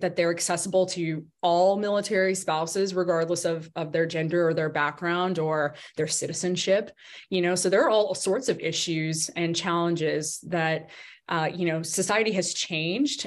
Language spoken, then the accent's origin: English; Arkansas, United States; moved away as an adult; also born or lived in Washington, D.C. / Colorado Springs, Colorado; Arkansas, which was my home, which is my home state, not was, but is my home state. It's where I grew up, went to school